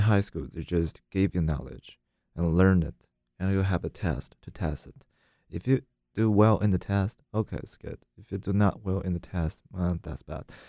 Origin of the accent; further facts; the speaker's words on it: China; English is a second language; moved away as an adult; also born or lived in France; now in United States; when I was in China